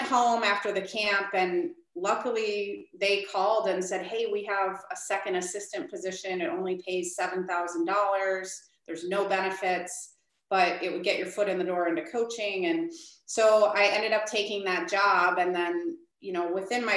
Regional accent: Midwest, United States; also born or lived in Minnesota; now in Chicago, United States; I'm originally from the Midwest

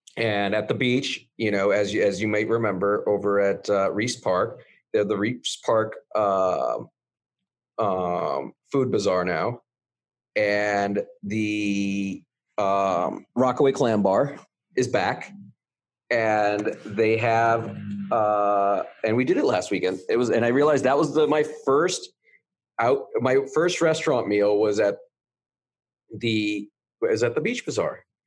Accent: Canada; now in United States; I'm Canadian

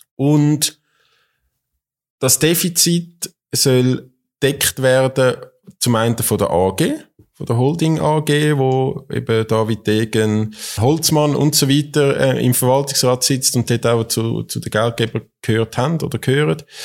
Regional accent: Zurich, Switzerland; als Zürcher

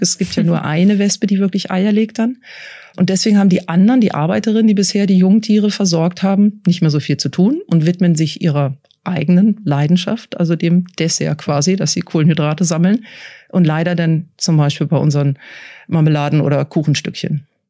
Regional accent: Switzerland; bei uns in der Schweiz

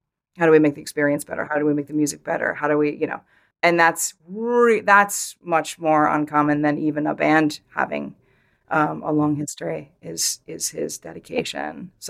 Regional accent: Vermont, United States; born or raised there

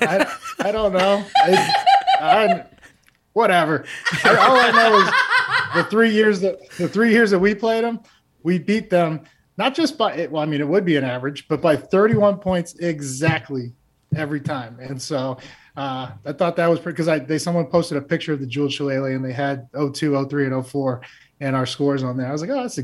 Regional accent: Maine, United States; I came from Maine and we made the playoffs.

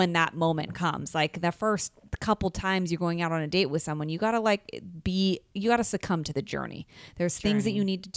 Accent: San Francisco, California, United States; now in Los Angeles, United States; I'm from San Francisco originally

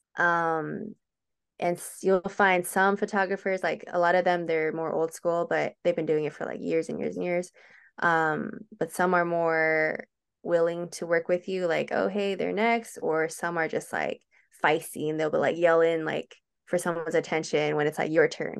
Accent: Hacienda Heights, California, United States; moved away as an adult; now in Chino, United States; I grew up in Hacienda Heights, which is not too far away

